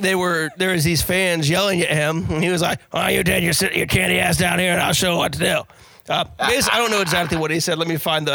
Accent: Columbus, Ohio, United States; We're both from Columbus. We're both big Buckeye fans

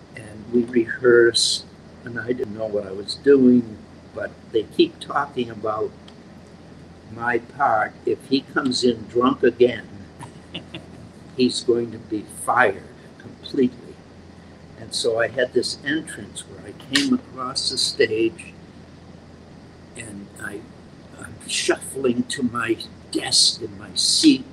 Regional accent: Worcester, Massachusetts, United States; I'm from Worcester, Mass

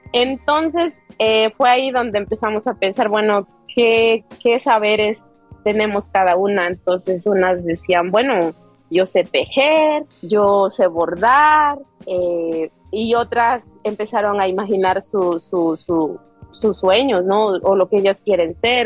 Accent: Tlapanalá, Puebla, Mexico; moved away as an adult; also born or lived in Corona, Queens, New York; now in New York, United States; soy del, del, estado de Puebla, de un ranchito que se llama Astla y pertenece a Tlapanalá, azúcar de Matamoros, Puebla

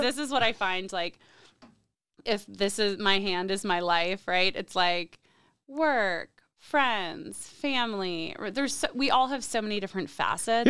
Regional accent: State College, Pennsylvania, United States; moved away as an adult; also born or lived in New York City; I grew up in State College, Pennsylvania.

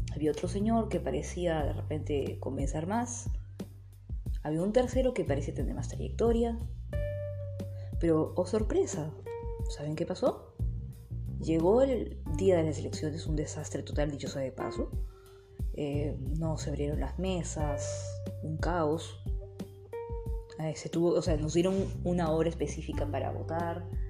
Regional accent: Peru; mi país, Perú

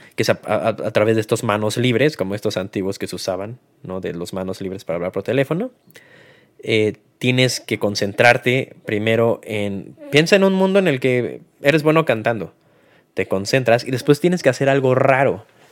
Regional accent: Mexico; como mexicano

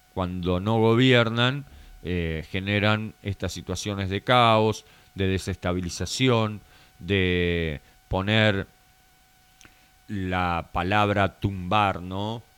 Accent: Argentina; como bien argentino que somos

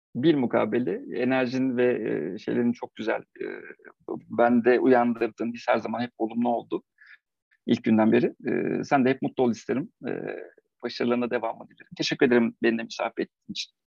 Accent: Eskişehir, Turkey

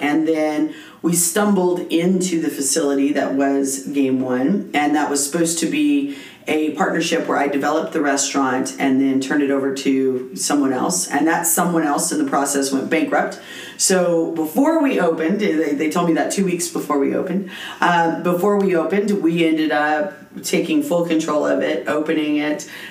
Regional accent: Las Cruces, New Mexico, United States; I was born and bred in Las Cruces.

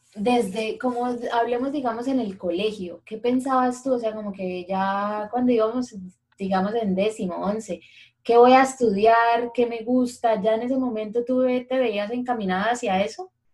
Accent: Bucaramanga, Santander, Colombia; los bumangueses no somos tan patriotas, tan regionales como los paisas

